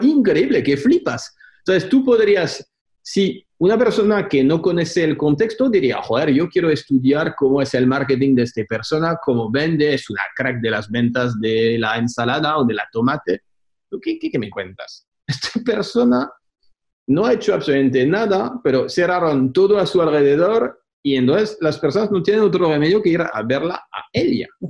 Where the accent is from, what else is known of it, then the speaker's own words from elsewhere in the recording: France; Spanish is a second language; now in Spain; soy francés viviendo en España